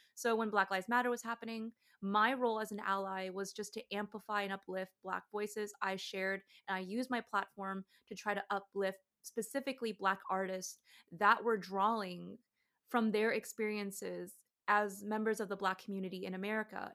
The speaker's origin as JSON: {"language": "English", "region": "Georgia", "country": "United States"}